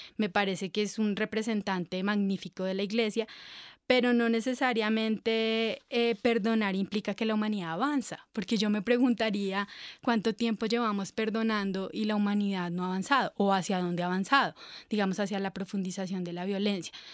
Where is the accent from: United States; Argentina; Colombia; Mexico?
Colombia